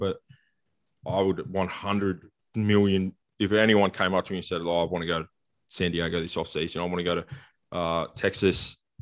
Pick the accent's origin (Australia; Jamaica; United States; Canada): Australia